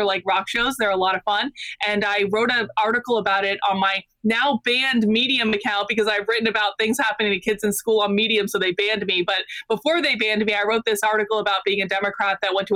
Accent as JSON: {"language": "English", "region": "Vermont", "country": "United States", "tie": "born or raised there", "said": "I grew up in Vermont"}